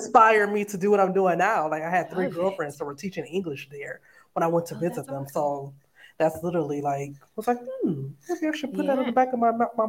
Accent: Detroit, Michigan, United States; moved away as an adult; also born or lived in Chicago / South Korea / Germany / Cape Town; now in Oman; I'm from Detroit, Michigan, originally. And I started out actually living abroad in South Korea.

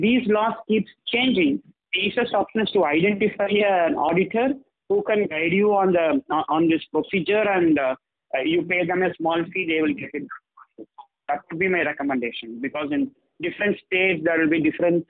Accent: Tamil Nadu, India; I am from Tamil Nadu

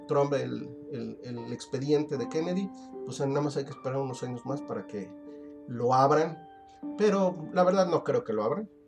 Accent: Mexico; para nosotros como, mexicanos

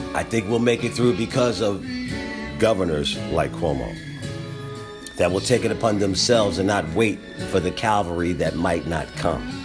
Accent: Philadelphia, Pennsylvania, United States; We're from Philadelphia

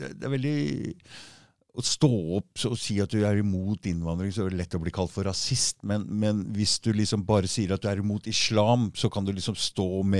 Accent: Oslo, Norway; accent: østkant-Oslo dialect; jeg har østkantdialekt

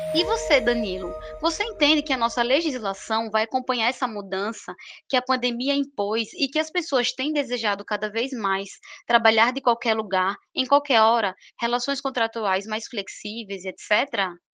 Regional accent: Maceió, Alagoas, Brazil; moved away as an adult; also born or lived in São Paulo; now in Maceió, Brazil; eu retornei à minha cidade natal, Maceió, Alagoas

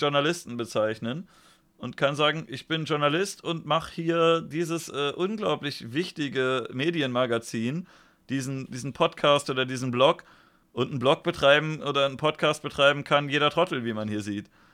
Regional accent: Germany; Ich bin jetzt in Deutschland einfach hingeplumpst

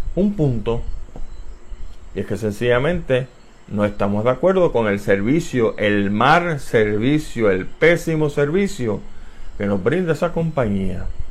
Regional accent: San Juan, Puerto Rico; moved away; also born or lived in Tallahassee, Florida; soy nacido en Barrio Obrero, Puerto Rico, el 31

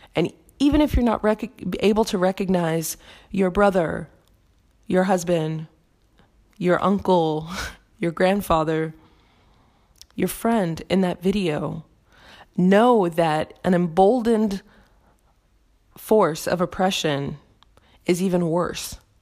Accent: United States; my home country of the United States

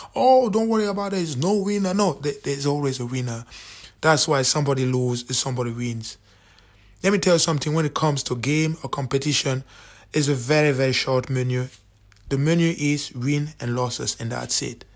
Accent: Cameroon; now in Scotland, United Kingdom; I'm from Cameroon

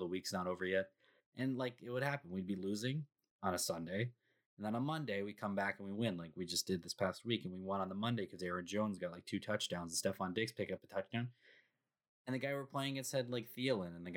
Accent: Canada; I'm Canadian.

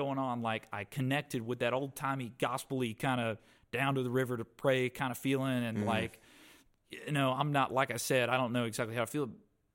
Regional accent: Stokes County, North Carolina, United States; I was raised up in Stokes County.

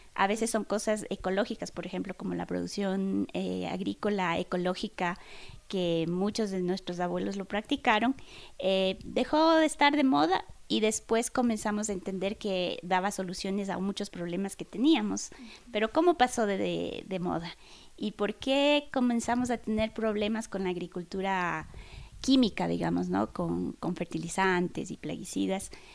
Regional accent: Chimborazo, Ecuador; con mis abuelos, con mi madre, que somos del Chimborazo

